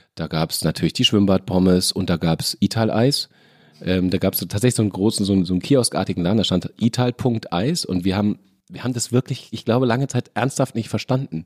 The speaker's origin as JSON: {"language": "German", "town": "Lorsch", "region": "Hesse", "country": "Germany", "tie": "born or raised there", "also_born_or_lived": "Fürth / Kassel / Mainz", "moved": "yes", "said": "ich bin in Fürth geboren, war da aber nur drei Monate meines Lebens, bin dann äh, aus familiären Gründen nach Kassel umgezogen worden, um dann mit acht nach Lorsch ja. umgezogen zu werden."}